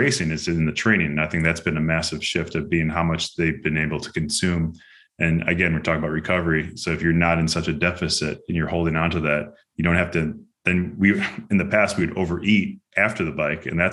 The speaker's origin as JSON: {"language": "English", "town": "Chicago", "region": "Illinois", "country": "United States", "tie": "born or raised there", "also_born_or_lived": "Girona, Spain", "moved": "as an adult", "lives_now": "Greenville, United States", "said": "That's where I grew up"}